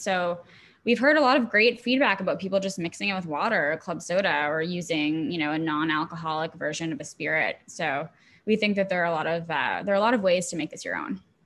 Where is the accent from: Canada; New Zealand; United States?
Canada; Montreal, Quebec; I am Canadian. I grew up in Montreal